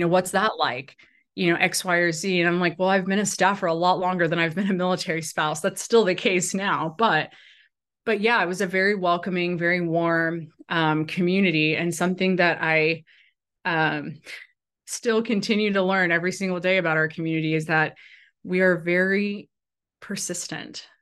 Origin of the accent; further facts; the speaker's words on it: Arkansas, United States; moved away as an adult; also born or lived in Washington, D.C.; still sitting U S Senator from the state of Arkansas, who's my home state senator.